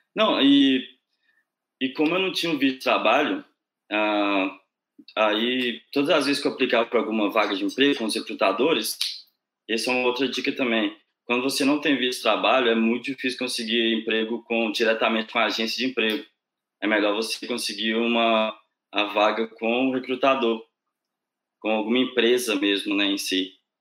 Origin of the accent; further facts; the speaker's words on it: Sete Lagoas, Minas Gerais, Brazil; moved away as an adult; also born or lived in Viçosa; now in Ireland; eu sou do interior de Minas. Uh, eu nasci em Sete Lagoas, que é uma cidadezinha perto de Belo Horizonte. Eu morei lá até os meus 18 anos